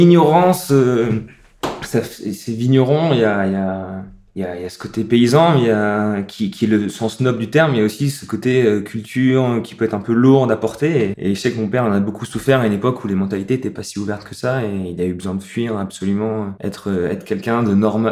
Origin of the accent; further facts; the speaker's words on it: Strasbourg, Grand Est, France; je suis né à Strasbourg